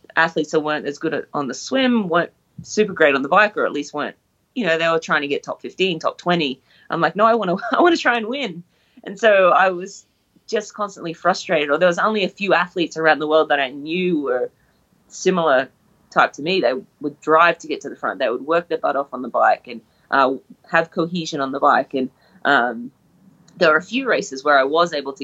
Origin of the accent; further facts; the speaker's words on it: Brisbane, Queensland, Australia; I'm Australian from Brisbane